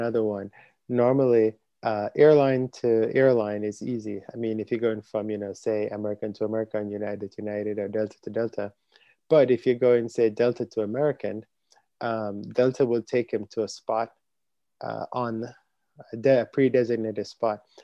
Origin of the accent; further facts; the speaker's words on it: Jamaica; moved away; growing up in Jamaica